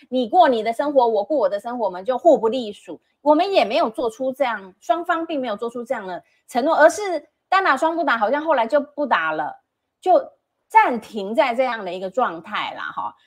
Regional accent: Taiwan; 我是一个外省第二代也好，我出生在这边

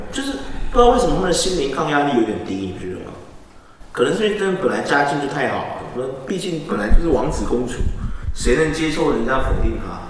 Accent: Taiwan; 我们台湾人真的很特别

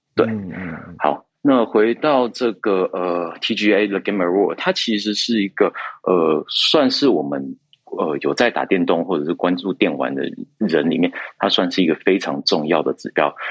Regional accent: Taiwan; 我们台湾这边

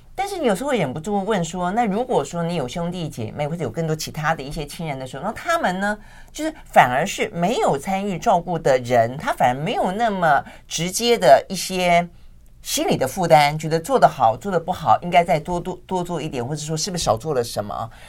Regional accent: Tainan, Taiwan; moved away; 以前我们在讲我们老家，就是讲台南啊

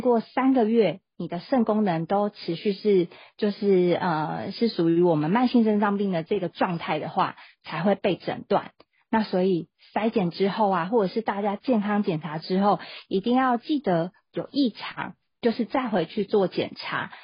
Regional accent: Taiwan; 按照我们台湾人口去做换算的话

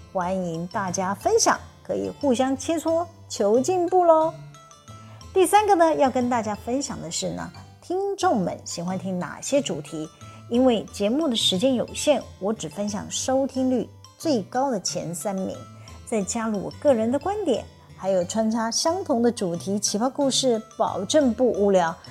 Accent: Taiwan; accent: Taiwanese Mandarin; 我的台湾国语腔，支吃吃日日呢日滋滋滋啊！

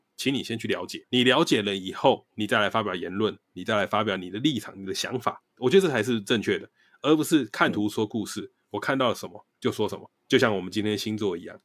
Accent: Taiwan; 我们本来就是来自台湾

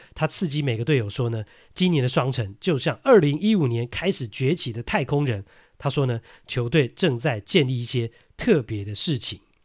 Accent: Taiwan; 我们台湾人受日文的影响呢，都会讲 balk 啦

